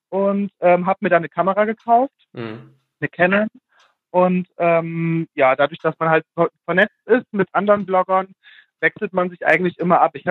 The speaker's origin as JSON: {"language": "German", "town": "Fulda", "region": "Hesse", "country": "Germany", "tie": "born or raised there", "said": "ähm, ich komme aus Fulda, werde jetzt im Mai 28 Jahre alt und ähm, bin aufgewachsen in einem beschaulichen Dörfchen hier in der Nähe von Fulda."}